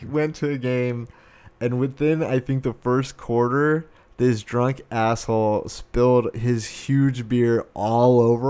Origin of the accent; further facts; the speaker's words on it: Arizona, United States; I grew up in Arizona